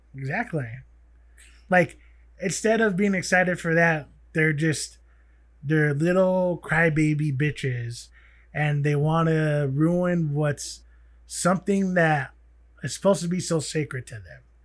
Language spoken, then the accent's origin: English; United States; being native, being an American